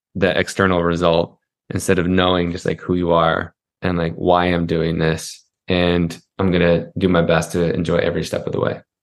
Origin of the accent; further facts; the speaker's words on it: Utah, United States; I grew up in Utah.